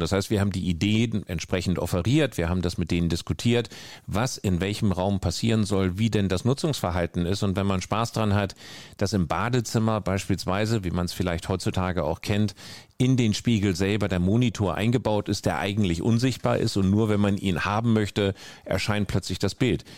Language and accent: German; North Denmark Region, Denmark; moved away; ich bin ganz, ganz oben im Norden in Dänemark groß geworden